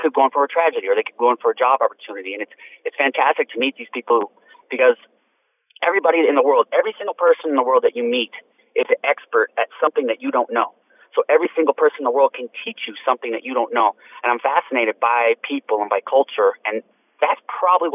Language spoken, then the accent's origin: English; Tonopah, Arizona, United States; My hometown is Tonopah, Arizona